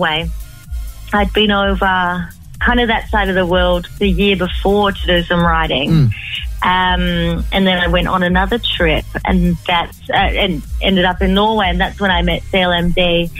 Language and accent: English; Chain Valley Bay, New South Wales, Australia; moved away as an adult; now in New Zealand; I'm from Chain Valley Bay